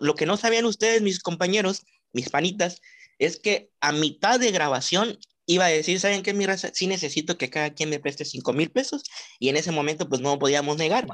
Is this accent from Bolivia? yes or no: no; Mexico; como buen mexicano